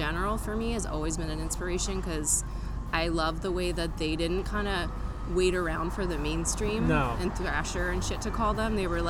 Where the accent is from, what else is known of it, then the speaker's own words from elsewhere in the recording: Cleveland, Ohio, United States; moved away; also born or lived in San Francisco; I'm from Cleveland, Ohio.